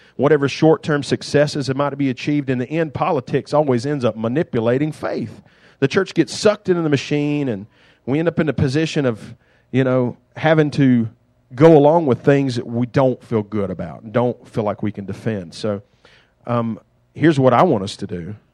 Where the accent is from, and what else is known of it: United States